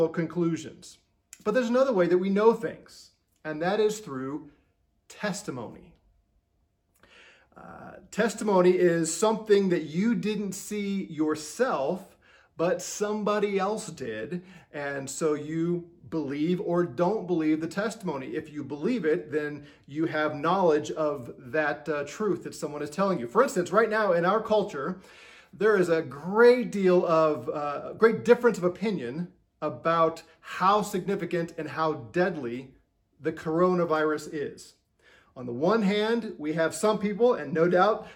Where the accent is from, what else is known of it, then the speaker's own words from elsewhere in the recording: Missouri, United States; I'm from Missouri. Missouri is the show me state.